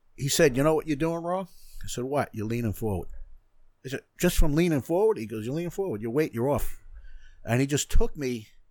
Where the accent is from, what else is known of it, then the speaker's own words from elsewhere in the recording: North Merrick, New York, United States; I grew up in North Merrick